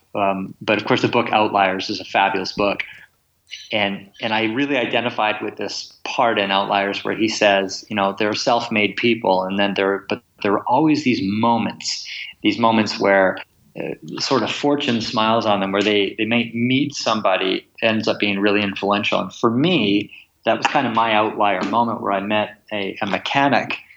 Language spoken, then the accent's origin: English; Kamloops, British Columbia, Canada; also born or lived in England; I was born in England and my family moved to Canada when I was three. And I grew up in an small interior city called Kamloops